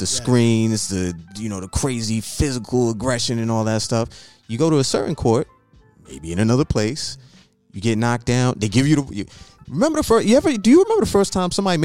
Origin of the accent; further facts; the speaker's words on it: New York City, New York, United States; I grew up in New York City